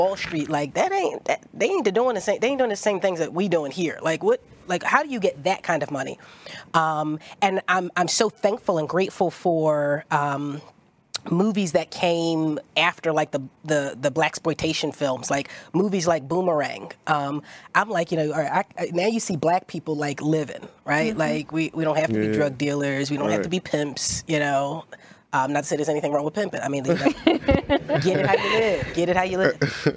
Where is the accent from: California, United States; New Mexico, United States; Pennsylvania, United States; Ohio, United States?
Pennsylvania, United States; Philadelphia; I'm from South Philly